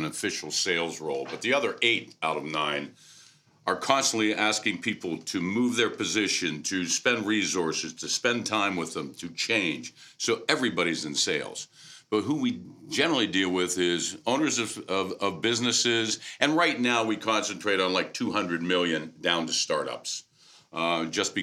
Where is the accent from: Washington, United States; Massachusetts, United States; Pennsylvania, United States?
Pennsylvania, United States; Pittsburgh; I'm originally from Pittsburgh